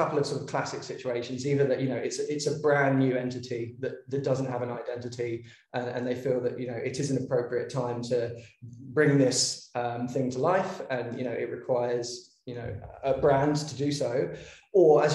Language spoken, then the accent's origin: English; London, United Kingdom; moved away as an adult; now in Melbourne, Australia; I'm from London originally, but I've been in Australia now for about 8 years.